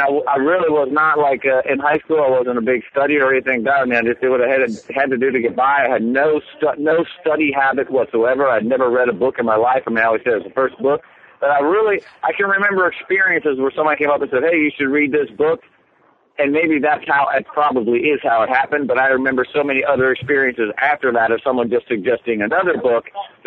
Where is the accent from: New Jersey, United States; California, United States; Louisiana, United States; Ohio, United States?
Ohio, United States; Cincinnati; moved away as an adult; also born or lived in New York City; my hometown of Cincinnati